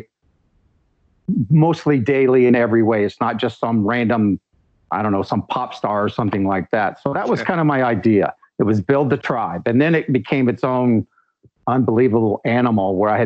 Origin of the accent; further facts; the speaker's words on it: United States; I'm from the United States